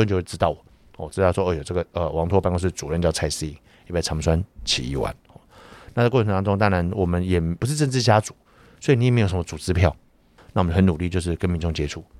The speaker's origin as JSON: {"language": "Chinese", "country": "Taiwan", "said": "我们台湾人民"}